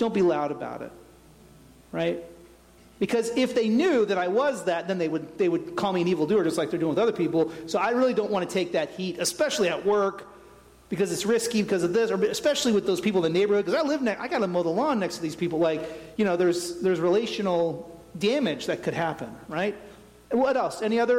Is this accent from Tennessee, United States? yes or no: yes; Tennessee, United States; born there; That's my homeland. I was born in Tennessee. I'm going back.